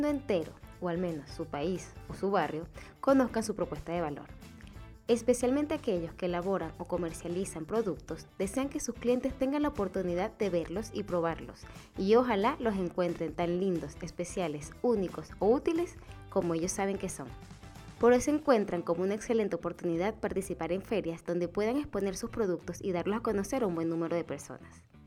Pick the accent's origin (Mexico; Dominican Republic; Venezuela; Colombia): Venezuela; now in Chile; yo soy de Venezuela